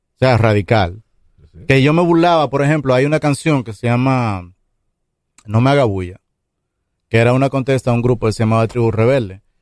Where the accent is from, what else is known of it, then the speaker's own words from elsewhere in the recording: Santo Domingo Este, Distrito Nacional, Dominican Republic; Yo crecí en Mendoza Segunda, que eso queda atrás del Brizal